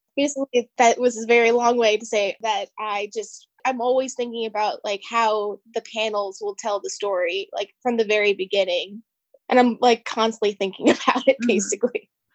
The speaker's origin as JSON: {"language": "English", "region": "Pennsylvania", "country": "United States", "tie": "born or raised there", "said": "I grew up in Pennsylvania surrounded by the woods"}